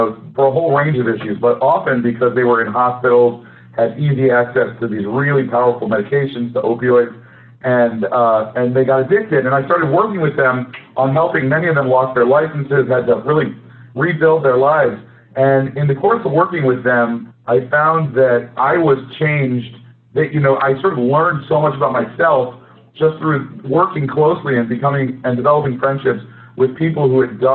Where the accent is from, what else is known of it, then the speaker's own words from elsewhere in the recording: Midwest, United States; I grew up in the Midwest